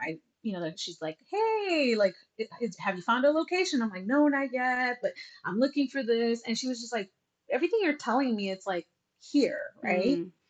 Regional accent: United States; Growing up in the United States and being a Latina, or just a first gen immigrant child, right?

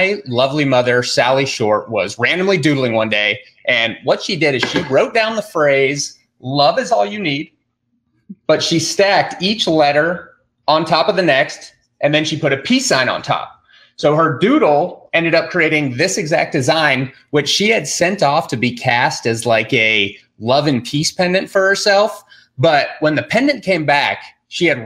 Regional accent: Durango, Colorado, United States; we're from Durango, Colorado. It's like southwestern corner of Colorado

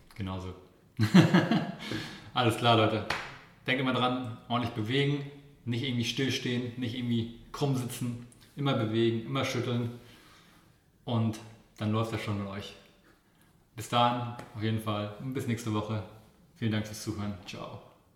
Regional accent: Kiel, Schleswig-Holstein, Germany; ich komme ja aus Kiel

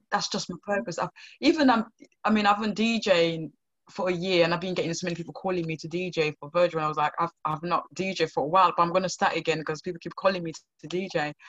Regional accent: Sierra Leone; now in United Kingdom; growing up in Sierra Leone

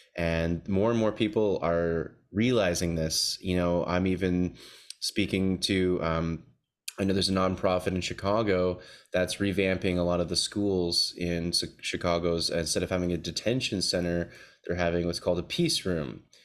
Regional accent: Toronto, Ontario, Canada; moved away; I'm back visiting my hometown of Toronto, Canada here

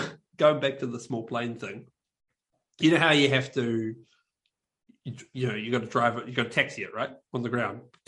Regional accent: New Zealand; we're like, oh, from New Zealand

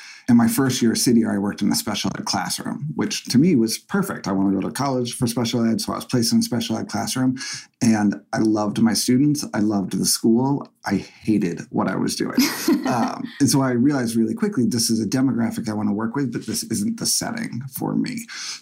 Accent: Essex, Massachusetts, United States; moved away as an adult; also born or lived in Boston; I grew up in Essex, which is about 45 minutes to an hour north of Boston, super small town

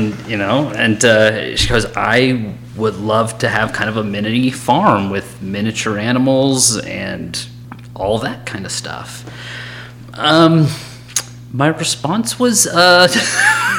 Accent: Raleigh, North Carolina, United States; moved away; I grew up in Raleigh, North Carolina

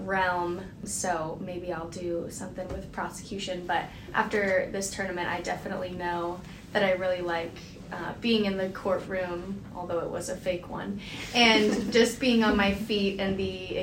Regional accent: Virginia Beach, Virginia, United States; moved away as an adult; now in North Carolina, United States; I'm from Virginia Beach, Virginia

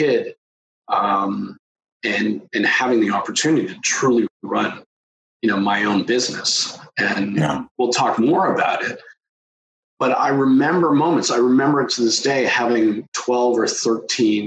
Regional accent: Toronto, Ontario, Canada; I grew up in the suburbs of Toronto.

